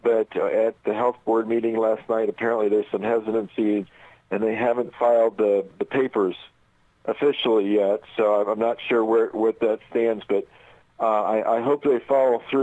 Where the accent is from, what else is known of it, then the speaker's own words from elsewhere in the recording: Indianapolis, Indiana, United States; I grew up in Indianapolis